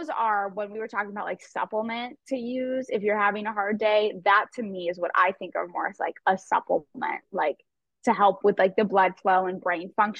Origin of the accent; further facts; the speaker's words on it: Scottsdale, Arizona, United States; Scottsdale, Arizona area. I'm actually one of the few that was born and raised here